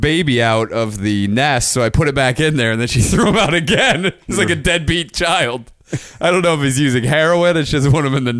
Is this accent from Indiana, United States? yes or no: yes; Indiana, United States